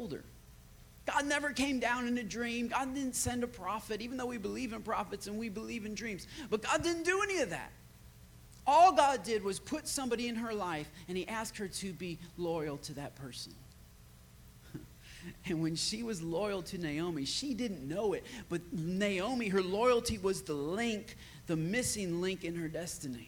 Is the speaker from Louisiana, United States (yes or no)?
no; Michigan, United States; also born or lived in West Virginia; now in Austin, United States; I had about 20 people back in my hometown of Michigan that wanted me to plant a church